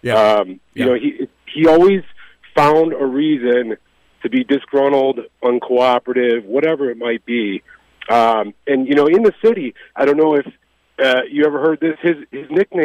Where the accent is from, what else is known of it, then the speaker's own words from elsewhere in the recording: Chicago, Illinois, United States; now in Boca Raton, United States; I grew up in Chicago as well, you know, high school in the 90s